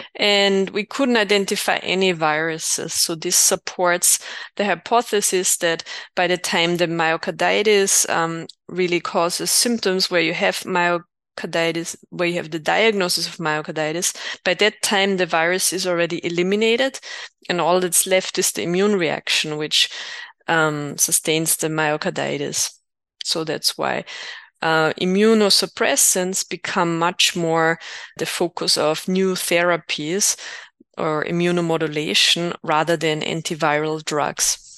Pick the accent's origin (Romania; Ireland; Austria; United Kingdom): Austria; moved away as an adult; also born or lived in Innsbruck, Austria / United States; now in Berlin, Germany; I'm from Austria, graduated in two thousand six in Innsbruck, and then did my training in the U S.